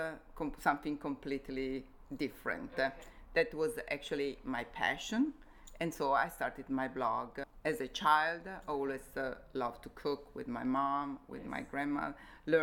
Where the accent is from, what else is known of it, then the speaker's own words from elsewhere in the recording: Como, Lombardy, Italy; moved away as an adult; also born or lived in Innsbruck, Austria; we moved to Como, my hometown